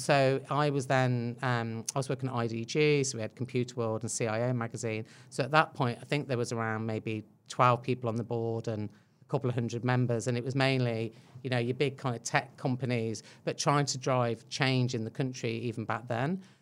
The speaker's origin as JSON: {"language": "English", "region": "England", "country": "United Kingdom", "moved": "as an adult", "lives_now": "New Zealand", "said": "I think you can tell by my accent uh, that I'm not Kiwi. Um, so yeah, originally from England, Irish parents, so a good old mix going on in there"}